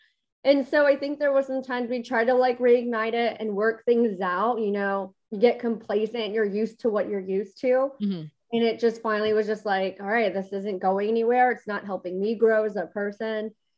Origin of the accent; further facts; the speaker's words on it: San Diego, California, United States; born there; now in Austin, United States; Yeah. So I was born in San Diego. I'm a military brat.